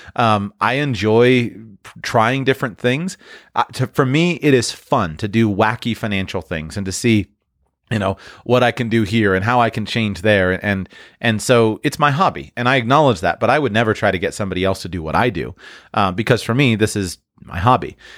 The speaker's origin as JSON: {"language": "English", "country": "United States", "said": "as an American"}